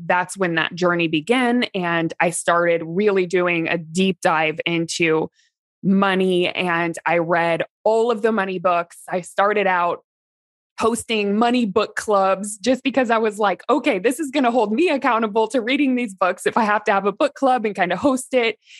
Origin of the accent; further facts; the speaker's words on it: Midwest, United States; where I grew up in the Midwest, small town